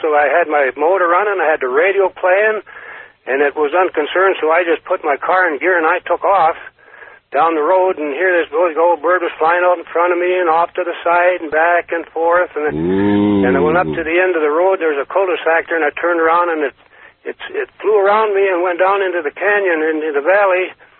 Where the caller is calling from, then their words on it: Carson City, Nevada, United States; from Carson City.